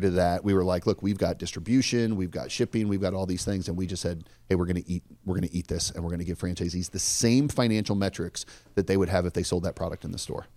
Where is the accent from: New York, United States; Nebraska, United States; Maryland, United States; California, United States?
Nebraska, United States; Omaha; I grew up here in Omaha, Nebraska